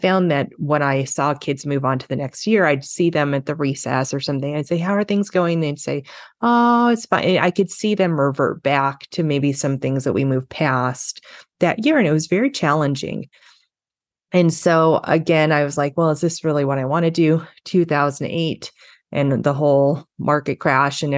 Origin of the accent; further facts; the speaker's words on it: Los Angeles, California, United States; I grew up in Los Angeles, California